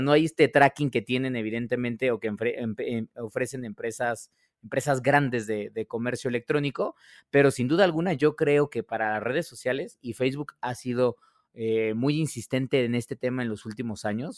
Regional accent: Mexico; nosotros como consumidores mexicanos

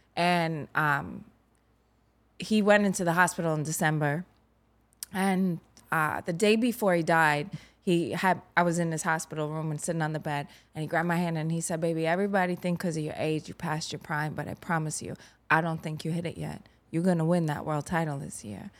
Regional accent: New York City, New York, United States; I grew up in Garrettson Beach

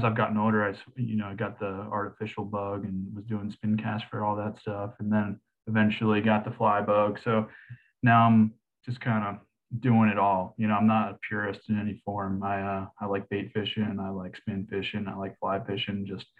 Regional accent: Kent Island, Maryland, United States; I grew up on Kent Island, Maryland, which is a little island nestled in the like mid to upper region of the Chesapeake Bay.

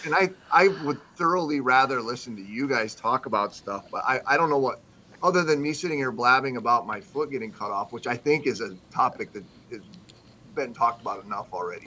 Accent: South Dakota, United States; moved away; I grew up primarily in South Dakota

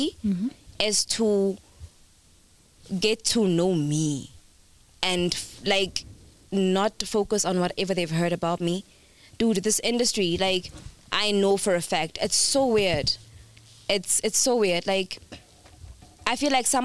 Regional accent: Johannesburg, Gauteng, South Africa; I grew up in Norwood.

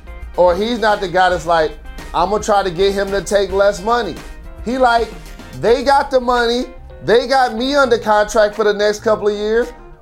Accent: Detroit, Michigan, United States; against my hometown Pistons

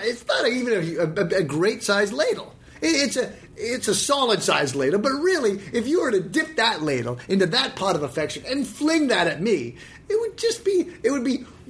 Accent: Canada; a toque is what we Canadians call a knit cap to you Americans.

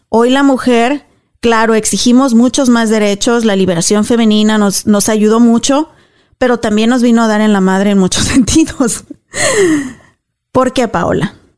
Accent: Mexico; now in United States; yo soy cristiana, crecí católica en México, aquí me bauticé cristiana

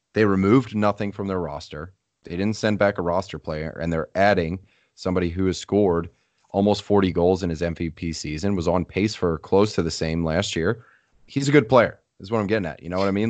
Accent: New Jersey, United States; I was born in Jersey

